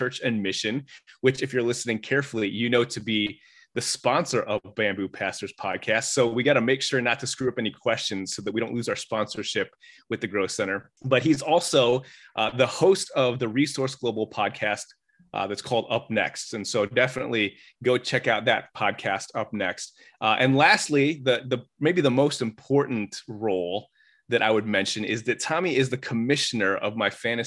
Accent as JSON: {"language": "English", "town": "Chicago", "region": "Illinois", "country": "United States", "tie": "born or raised there", "said": "growing up in the Chicago area"}